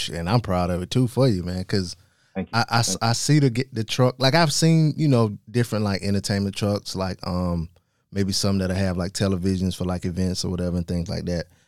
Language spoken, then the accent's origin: English; South Carolina, United States; I'm from South Carolina